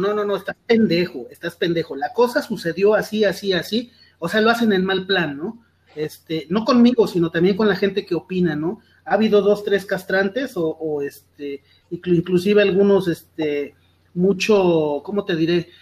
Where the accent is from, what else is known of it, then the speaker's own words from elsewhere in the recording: Mexico; estamos unidos como, como mexicanos